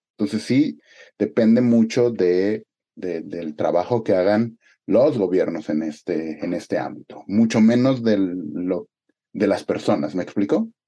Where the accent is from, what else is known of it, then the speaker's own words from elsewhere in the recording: Mexico; moved away as an adult; also born or lived in Spain; yo era el único mexicano